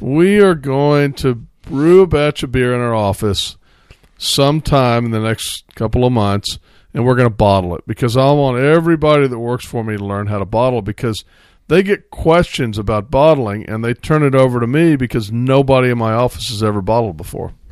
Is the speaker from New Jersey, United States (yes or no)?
no; Central Texas, United States; we're all from Austin, San Marcos, basically Central Texas. So, uh, we grew up with Scheinerbach